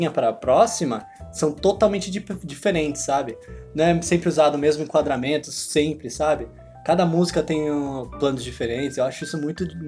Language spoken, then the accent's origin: Portuguese; Canada; sou canadense, não, não estadunidense.